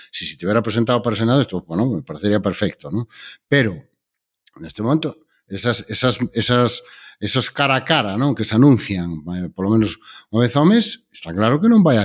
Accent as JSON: {"language": "Galician", "region": "Galicia", "country": "Spain"}